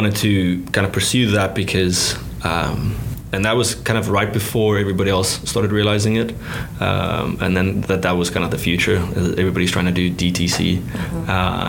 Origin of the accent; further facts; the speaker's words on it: South Africa; moved away; growing up in South Africa and cutting my teeth there when I was younger